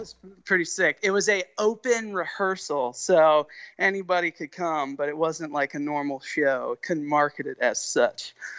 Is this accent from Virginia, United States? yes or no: yes; Winchester, Virginia, United States; I'm from Winchester, Virginia, which is in the Shenandoah Valley of Virginia